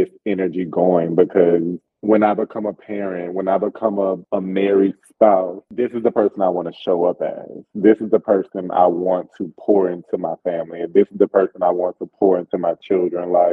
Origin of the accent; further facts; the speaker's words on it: the South, United States; I'm from the South, so there's always a sense of conservatism that I carry with me